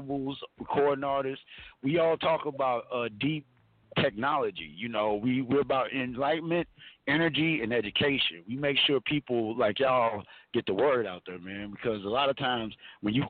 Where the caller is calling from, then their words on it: Arizona, United States; I'm calling in from sunny Arizona.